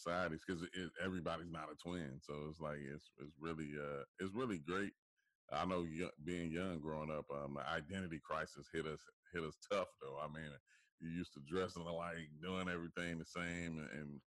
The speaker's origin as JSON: {"language": "English", "town": "Dayton", "region": "Ohio", "country": "United States", "also_born_or_lived": "Troy, Ohio", "moved": "yes", "said": "back home in Troy, I'm from Dayton, Ohio, but in Troy, Ohio"}